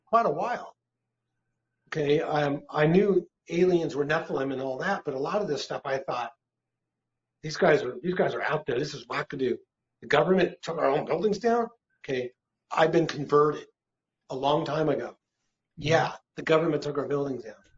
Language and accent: English; United States; I'm an American citizen